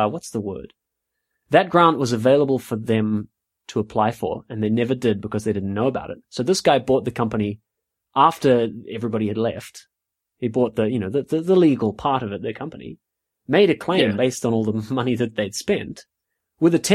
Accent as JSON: {"language": "English", "country": "New Zealand", "also_born_or_lived": "South West England", "moved": "yes", "lives_now": "United Kingdom", "said": "So I come from New Zealand, as some of the listeners may or may not know. I come from New Zealand and I live in the UK."}